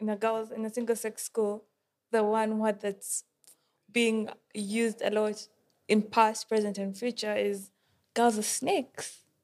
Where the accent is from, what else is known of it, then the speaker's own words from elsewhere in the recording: Uganda; I'm from Uganda